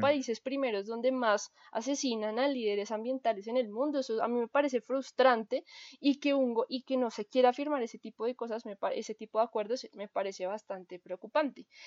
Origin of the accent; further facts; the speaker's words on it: Colombia; nosotros como colombianos